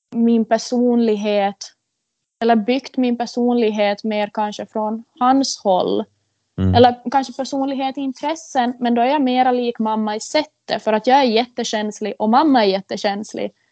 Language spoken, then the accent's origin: Swedish; Korsholm, Ostrobothnia, Finland; Jag är ju född och uppvuxen här i Korsholm